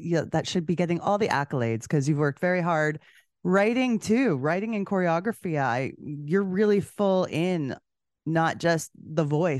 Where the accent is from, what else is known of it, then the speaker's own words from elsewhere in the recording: Canada; Now, I know that I'm from Canada.